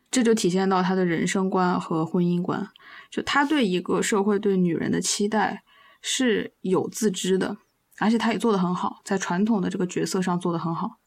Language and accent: Chinese; China; 沉默基本上都快成我们中国人的关键词了